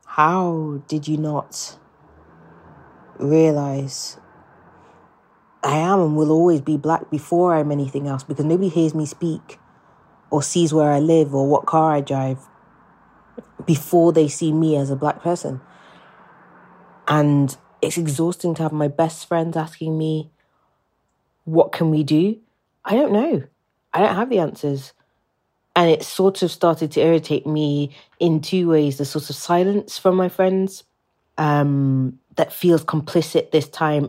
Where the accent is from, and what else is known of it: England, United Kingdom; born or raised there; accent: British